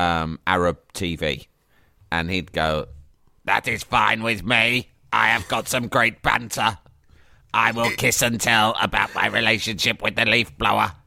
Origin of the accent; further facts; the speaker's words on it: England, United Kingdom; I'm an Englishman